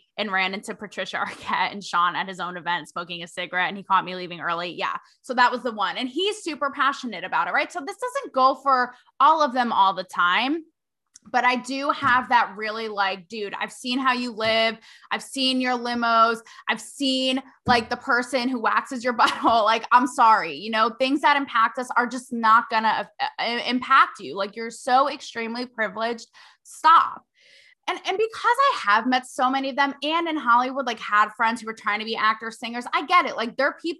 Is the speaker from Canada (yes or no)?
yes; Canada; growing up in Canada, we didn't learn about the history